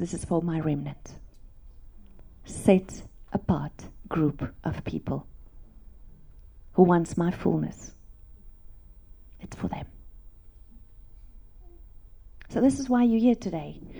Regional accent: South Africa; English is a second language; I grew up in South Africa on a farm

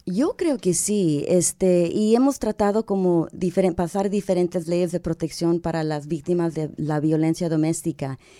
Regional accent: Texas, United States; como nosotras nacidas aquí en Estados Unidos, a veces no nos sentimos suficiente mexicanas, no nos sentimos suficiente americanas

